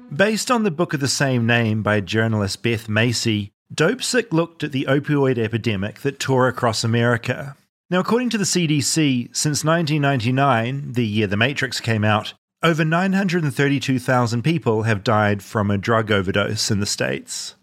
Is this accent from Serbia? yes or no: no; New Zealand; moved away; my New Zealand roots